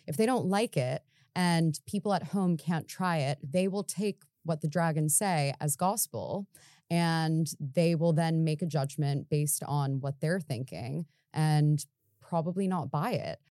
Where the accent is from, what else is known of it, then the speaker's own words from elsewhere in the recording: United States; moved away as an adult; now in London, United Kingdom; coming over here as an American